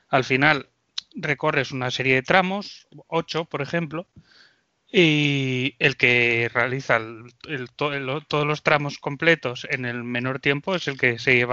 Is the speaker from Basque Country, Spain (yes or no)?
no; Asturias, Spain; Bueno, yo soy … soy un chico de Asturias